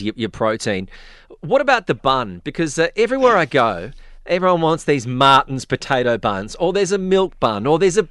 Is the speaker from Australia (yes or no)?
yes; Australia; now in Dubai, United Arab Emirates; As an Australian